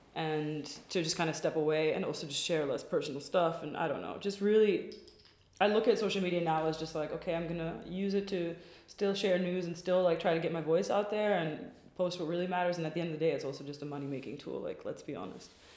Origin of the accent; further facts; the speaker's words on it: Washington, District of Columbia, United States; now in Berlin, Germany; i am also american by birth i and grew up in dc